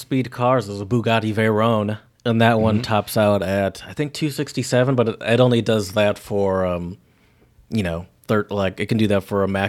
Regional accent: Michigan, United States; now in Philadelphia, United States; I moved from Michigan to Philadelphia.

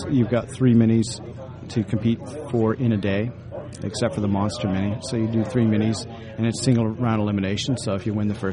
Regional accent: Ontario, Canada; Well, that's and, where I live now, but yeah, uh, Ontario itself.

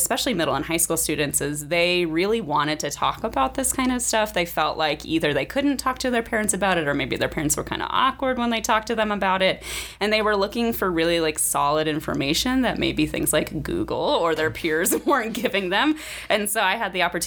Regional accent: Nebraska, United States; moved away as an adult; also born or lived in Indiana; I am originally from Nebraska

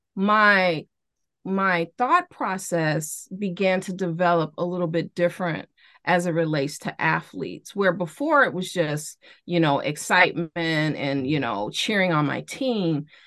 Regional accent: Chicago, Illinois, United States; growing up in Chicago

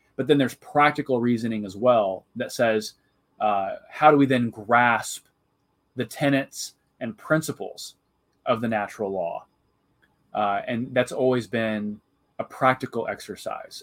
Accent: Jacksonville, Illinois, United States; I'm originally from Central Illinois. I grew up uh, in kind of the cornfields of, of Jacksonville, Illinois

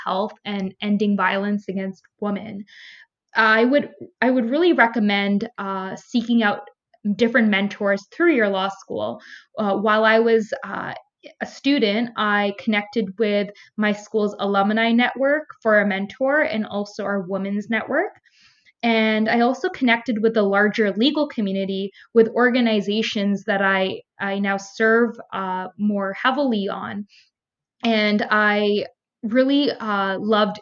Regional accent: Toronto, Ontario, Canada; I grew up in Toronto, Ontario, in a mixed racial community

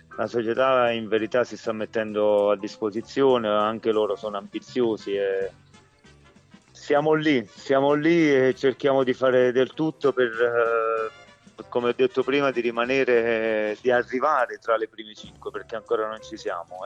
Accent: Eboli, Campania, Italy; io sono sono campano, sono di Eboli

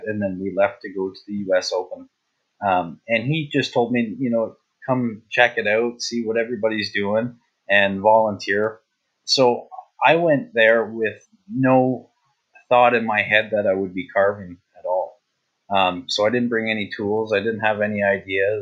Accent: Canada; I'm actually from Canada

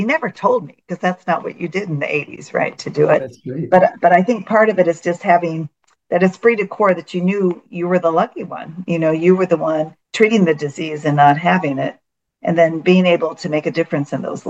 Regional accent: California, United States; I think that's bothered him the most, as I was from California.

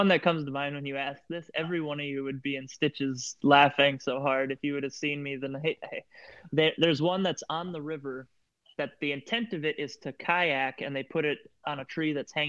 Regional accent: South Dakota, United States; I'm from South Dakota.

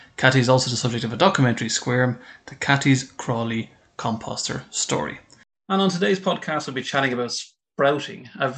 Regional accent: Ireland; as an Irishman, we don't really get nice temperatures here in Ireland.

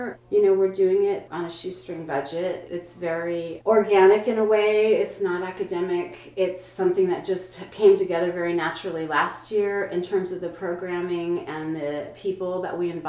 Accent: San Antonio, Texas, United States; also born or lived in Los Angeles / Marfa, Texas; I'm a native Texan. I grew up in San Antonio, Texas

